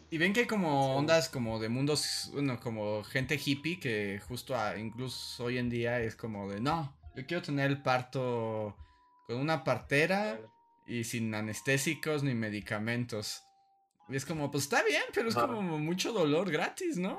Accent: Mexico City, Mexico; justo cuando yo nací, cayó una tormenta en la Ciudad de México

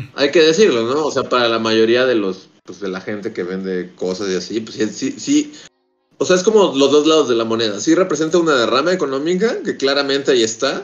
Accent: Mexico City, Mexico; moved away as an adult; Yo llevo siendo chilango toda mi vida

